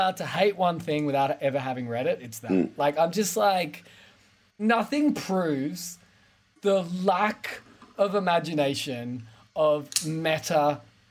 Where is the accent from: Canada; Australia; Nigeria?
Australia; as an Australian